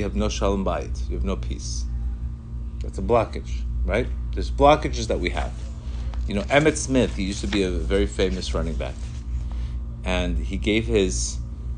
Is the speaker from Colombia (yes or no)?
yes; Colombia; English is a second language; moved away; I grew up in Colombia. I came here. I didn't speak a word of English